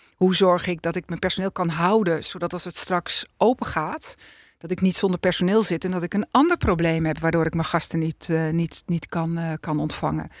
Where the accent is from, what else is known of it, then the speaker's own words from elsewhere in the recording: Alkmaar, North Holland, Netherlands; ik ben geboren getogen in Alkmaar